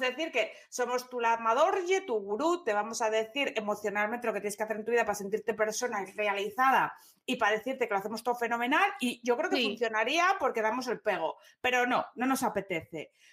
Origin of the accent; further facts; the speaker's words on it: Gijón, Asturias, Spain; moved away; Nací en Gijón